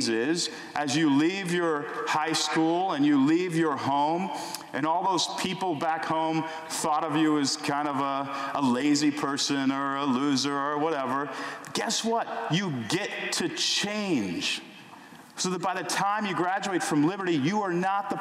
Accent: Houston, Texas, United States; in my house growing up in Houston, Texas

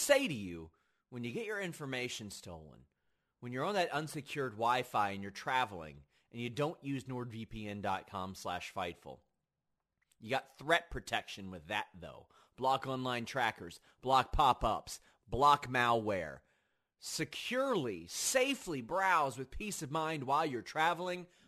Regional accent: Kentucky, United States; I'm from Kentucky

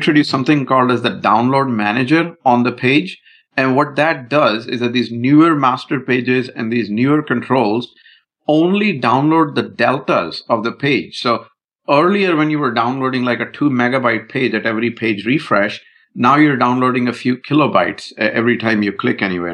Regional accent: India; I'm Indian

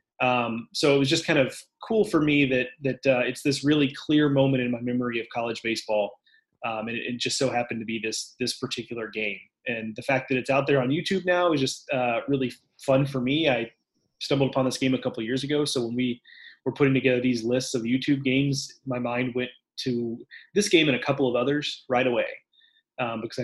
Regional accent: Houston, Texas, United States; growing up in Houston

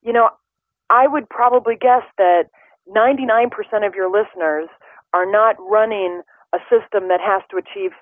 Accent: Midwest, United States; I'm from the Midwest

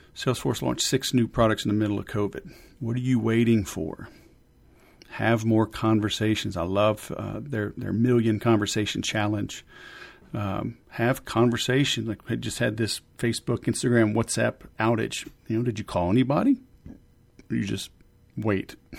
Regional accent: Louisiana, United States; I'm from Louisiana.

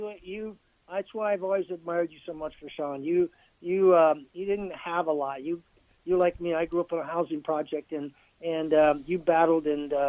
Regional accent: Hastings, Nebraska, United States; I grew up in Hastings, and Osborne was 5 miles from me, and he went to the public school. I went to the Catholic school.

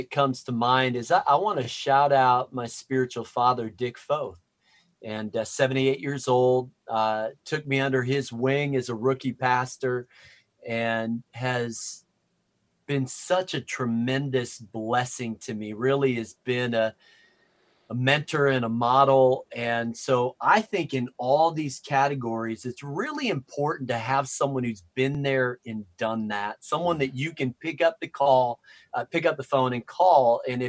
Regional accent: Wisconsin, United States; also born or lived in Minneapolis, United States / Chicago, United States; I'm from Chicago, so I like the Cubs, but I'm wearing a little Nats hat because World Series contender. I was born in Minneapolis and then moved to Wisconsin.

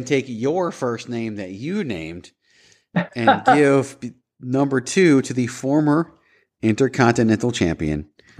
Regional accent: Virginia, United States; as a kid, I grew up in Virginia

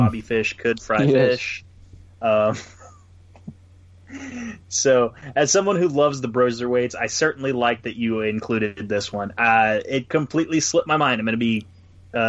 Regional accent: United States; I'm an American

